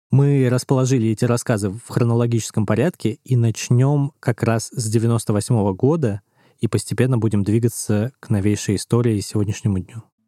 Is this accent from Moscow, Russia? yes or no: yes; Moscow, Russia; я учился в центре Москвы в 7 лет, и я всякое видел и слышал, когда жил у бабушки Выхина